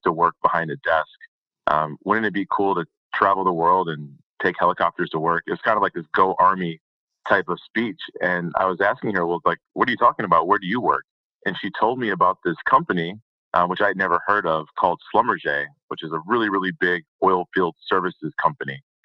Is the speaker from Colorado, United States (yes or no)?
no; Detroit, Michigan, United States; I'm from the Detroit area, so not not a lot of oil and gas around there